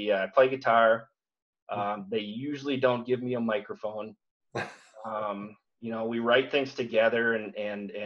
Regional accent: St. Cloud, Minnesota, United States; I was a heavy metal guy growing up in St. Cloud

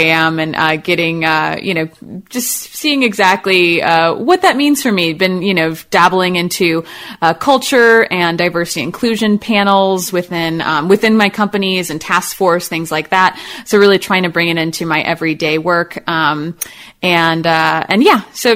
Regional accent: Chicago, Illinois, United States; now in Austin, United States; I'm from Chicago, so I've seen a lot of snow and been in that a whole lot

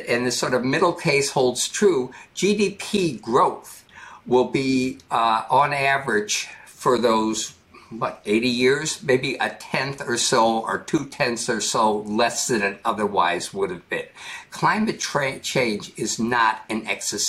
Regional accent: United States; I'm an American

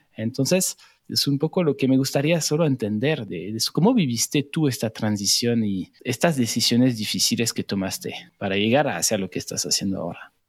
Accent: France; now in Mexico; Yo soy migrante francés en México

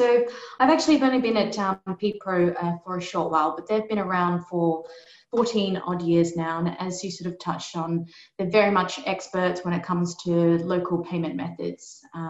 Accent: Australia; I'm not English. I'm actually from Australia. So g'day, everyone.

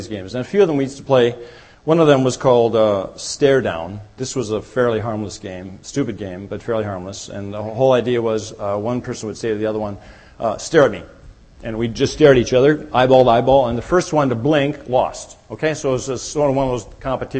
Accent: Minnesota, United States; I grew up in Minnesota where there are many lakes

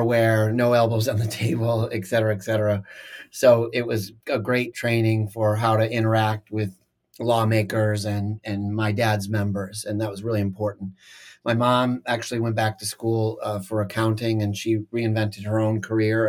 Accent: Michigan, United States; moved away as an adult; also born or lived in Lansing, Michigan; now in Washington, D.C., United States; I grew up in Michigan, in mid-Michigan, and I had a very, very nice but very simple upbringing.

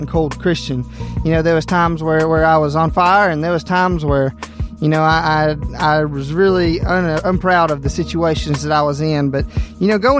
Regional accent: Gadsden, Alabama, United States; moved away as an adult; now in Arab, United States; I grew up in Gadsden, Alabama, down there in Southside

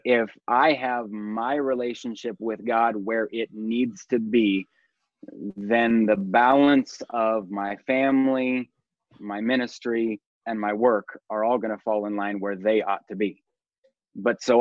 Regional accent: the Northwest, Pacific Northwest, United States; also born or lived in Astoria, Oregon; now in Puyallup, United States; I was born and raised in the Northwest

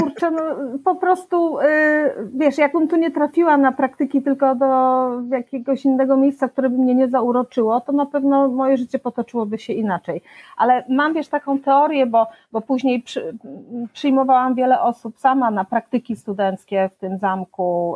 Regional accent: Pleszew, Greater Poland, Poland; also born or lived in Poznań; wychowałam się w Pleszewie

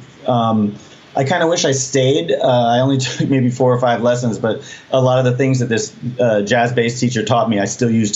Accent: New England, United States; growing up in New England

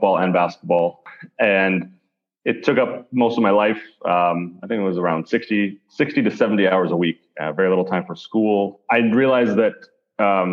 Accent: Calgary, Alberta, Canada; I'm from Calgary, Alberta in Canada, which is the Texas of Canada

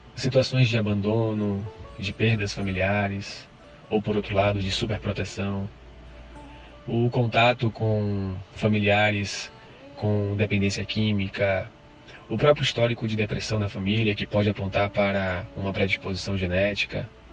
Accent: Salvador, Bahia, Brazil; sou de Salvador, sou psicólogo e professor de yoga

